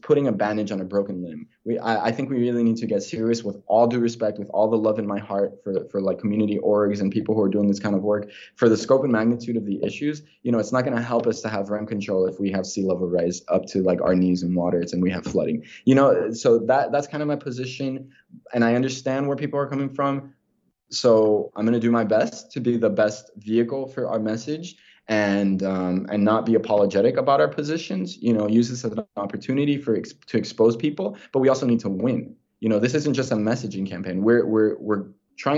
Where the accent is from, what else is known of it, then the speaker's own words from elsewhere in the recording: Miami, Florida, United States; I was born and raised in Miami, Florida